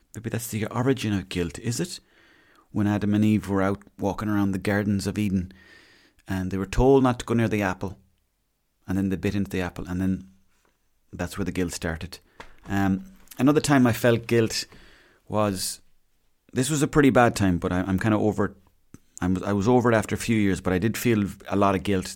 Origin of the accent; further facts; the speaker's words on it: Mayo, Connacht, Ireland; I'm not from here, I'm from Mayo